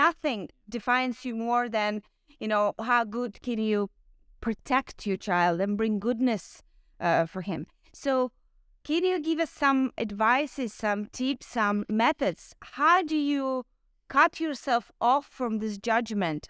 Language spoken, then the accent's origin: English; Ukraine; I'm Ukrainian